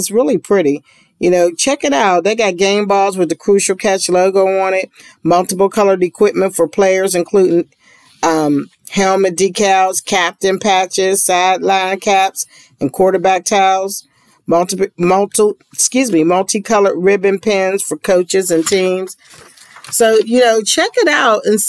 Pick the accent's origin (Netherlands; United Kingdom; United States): United States; Pittsburgh, Pennsylvania; I'm from Pittsburgh